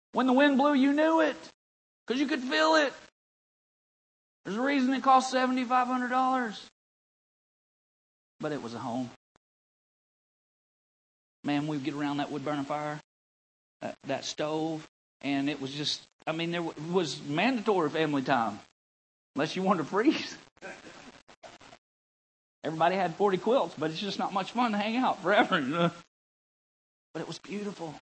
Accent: North Central Arkansas, United States; moved away; Growing up in North Central Arkansas

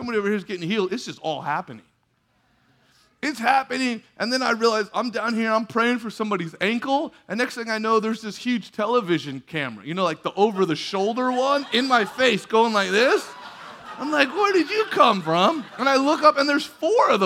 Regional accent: California, United States; We're from California

